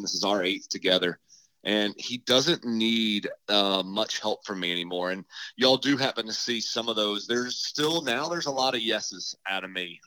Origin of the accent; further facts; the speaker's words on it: St. Augustine, Florida, United States; I was from St. Augustine, Ponte Vedra